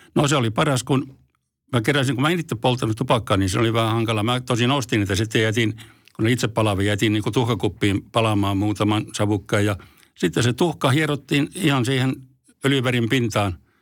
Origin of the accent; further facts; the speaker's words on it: Forssa, Tavastia Proper, Finland; also born or lived in Helsinki; vaikka syntynyt Helsingissä, mutta mä taisin olla semmoinen vaikea tapaus, niin mä kävin täällä vaan tulemassa, rääkäsemässä ja sitten muutin Forssaan ihan siellä, että olen forssalainen